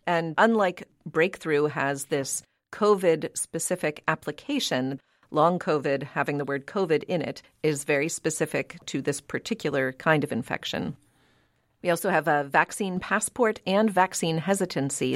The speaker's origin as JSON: {"language": "English", "town": "Pittsburgh", "region": "Pennsylvania", "country": "United States", "tie": "born or raised there", "moved": "yes", "lives_now": "New England, United States", "said": "growing up in Pittsburgh, Pennsylvania"}